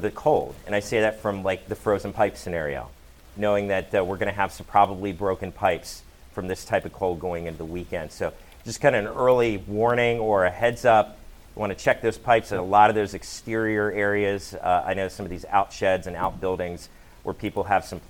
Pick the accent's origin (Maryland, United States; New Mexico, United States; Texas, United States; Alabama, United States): Maryland, United States; Rockville; now in Delmarva, United States; I'm from the Rockville area, Montgomery County